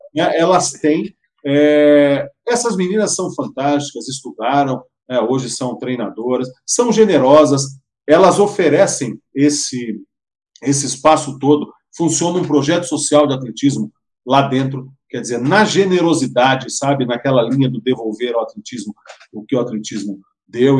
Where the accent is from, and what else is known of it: Londrina, Paraná, Brazil